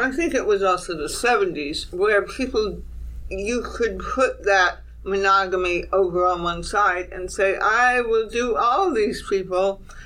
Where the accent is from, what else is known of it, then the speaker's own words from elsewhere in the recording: California, United States; I'm from California